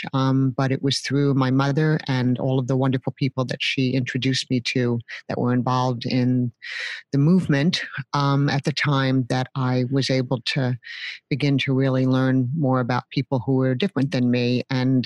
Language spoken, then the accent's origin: English; New York City, New York, United States; I grew up in New York City. I'm born and raised there, remain there